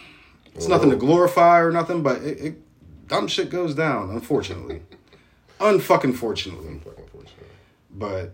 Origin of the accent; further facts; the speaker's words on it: Canonsburg, Pennsylvania, United States; "Where are you from?" And I'll be like, "Kansburg."